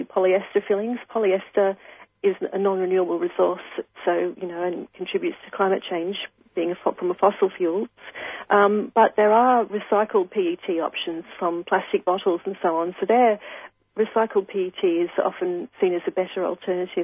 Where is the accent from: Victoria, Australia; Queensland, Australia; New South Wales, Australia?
Queensland, Australia; as a Queenslander